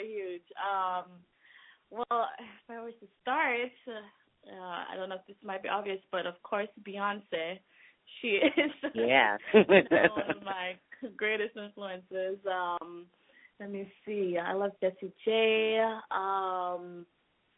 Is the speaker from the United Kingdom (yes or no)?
no; Jamaica; now in New York, United States; growing up in Jamaica and now living in New York